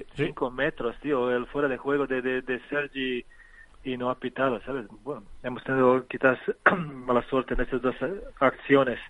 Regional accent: Loznica, Serbia; Spanish is a second language; moved away as an adult; now in Spain; pero nací en, en que es una ciudad eh, pequeñita, pero mi pueblo está, está pegado a un río que se llama Drina y este río es la, frontera actual entre Bosnia y Serbia

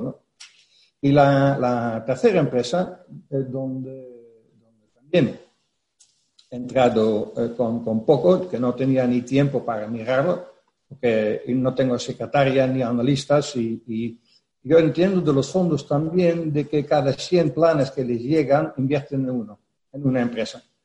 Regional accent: Netherlands; Spanish is a second language; moved away as an adult; now in Spain; Yo soy holandés

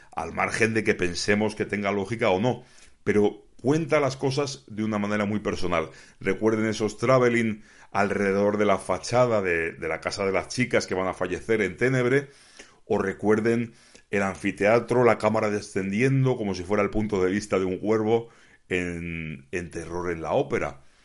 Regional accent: Spain; yo como aficionado español

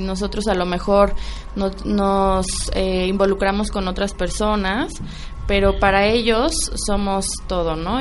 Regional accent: Mexico; como mexicanos

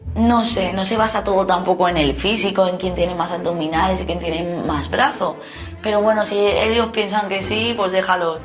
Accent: Benidorm, Valencian Community, Spain; yo soy una choni de Benidorm

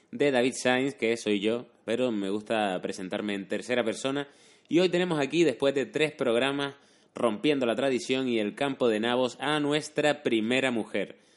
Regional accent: Canary Islands, Spain; moved away; soy canario, no estoy genéticamente preparado para estas temperaturas.

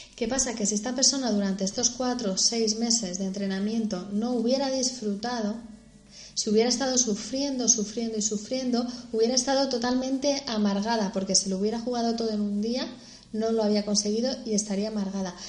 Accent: Madrid, Community of Madrid, Spain; Somos dos madrileñas que estamos en Madrid

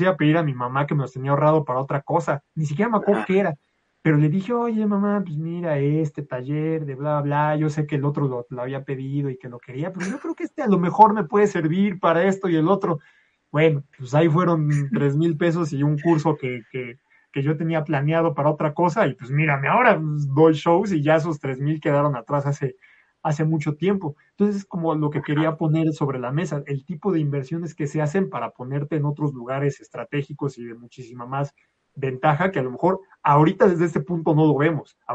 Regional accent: Mexico City, Mexico; yo soy de Ciudad de México.

